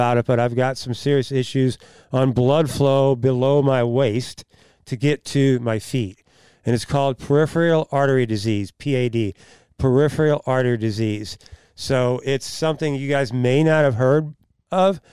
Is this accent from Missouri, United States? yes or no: yes; Oakville, Missouri, United States; I was born and raised in Oakville